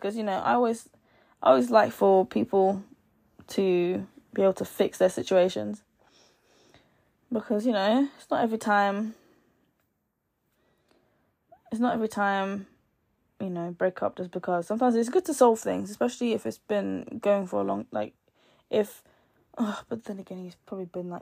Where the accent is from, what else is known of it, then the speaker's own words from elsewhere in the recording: Nigeria; I'm Nigerian